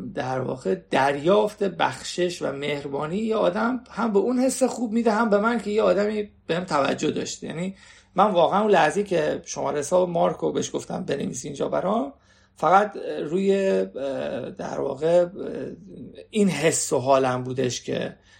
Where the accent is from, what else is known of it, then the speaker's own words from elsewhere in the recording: Iran; من ایرانیم